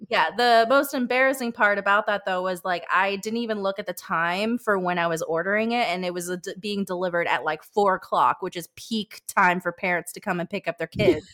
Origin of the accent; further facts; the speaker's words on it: New Hampshire, United States; now in Charleston, United States; I am also from New Hampshire, but I currently live in Charleston, South Carolina